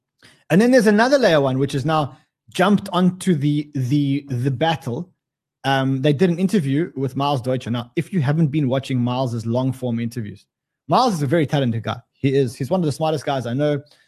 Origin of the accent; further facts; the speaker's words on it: Australia; you know what the worst thing is when you get two Australians, being one Australian interviewing another Australian.